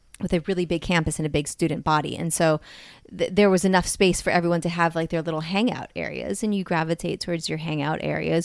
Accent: Hawaii, United States; we're from Hawaii.

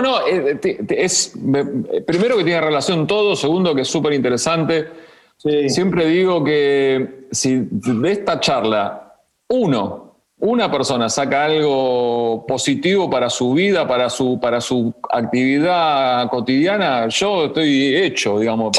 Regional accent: Argentina

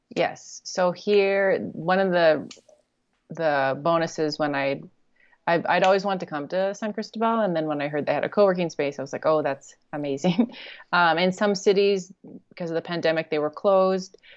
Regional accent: Canada; moved away as an adult; also born or lived in China / South Korea; I'm from Canada

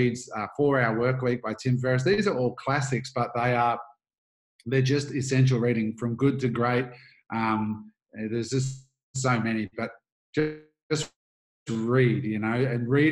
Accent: Australia; also born or lived in United States; I grew up in Australia

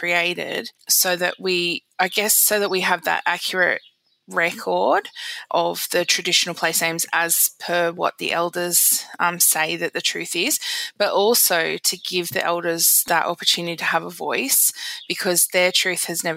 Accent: Dharawal country, New South Wales, Australia; moved away as an adult; now in Coolamon, Australia; I was raised out on Dharawal country and I live in Wiradjuri country now.

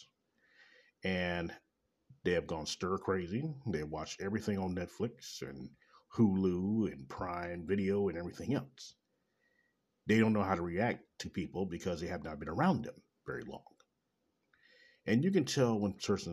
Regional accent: Kansas City, Missouri, United States; Coming live in direct Kansas City, Missouri, my hometown.

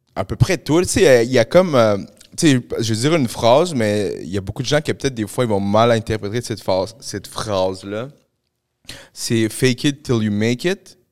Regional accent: Montreal, Quebec, Canada; also born or lived in Peru; moi, j'ai grandi à Pointe-aux-Trembles.

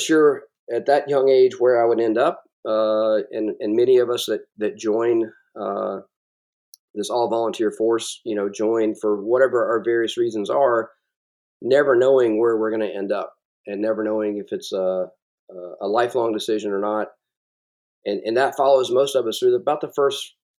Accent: South Carolina, United States; also born or lived in Germany; I'm from South Carolina

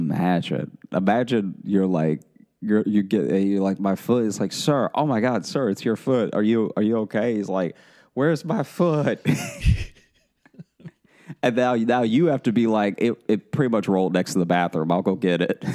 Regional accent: Louisiana, United States; we're all from Louisiana

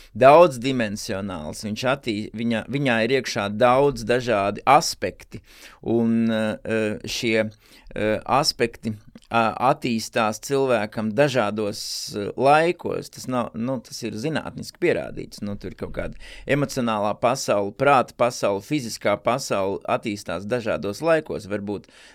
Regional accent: Valmiera, Vidzeme, Latvia; es esmu no Valmieras, un Valmierā nebija E, nekādas sekcijas.

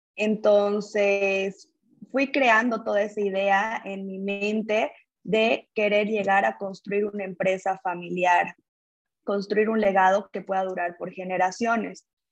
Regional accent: Cochabamba, Bolivia; nací en Cochabamba, Bolivia, tuve acercamiento con familias empresarias desde muy joven

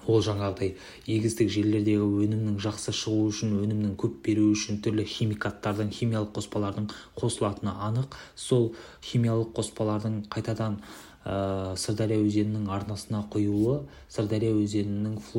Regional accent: Shardara, Turkistan Region, Kazakhstan; оңтүстік қазақстан облысы шардара өңірінің тумасымын сырдария өзенінің бойында өскен балалардың бірімін

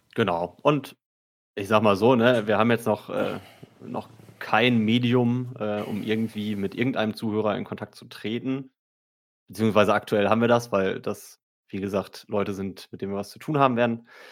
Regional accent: Marl, North Rhine-Westphalia, Germany; now in Cologne, Germany; ich komme aus Mal ursprünglich

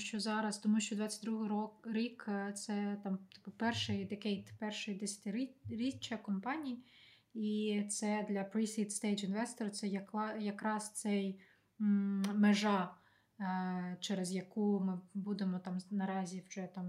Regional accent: Ukraine; moved away; я з України

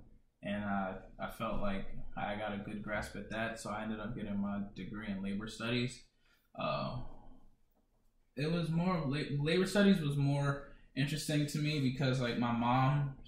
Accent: Sierra Leone; For sure. I'm from Sierra Leone. 100% Sierra Leonean.

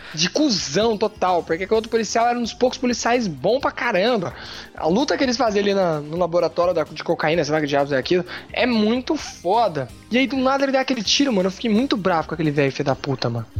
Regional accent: Brazil

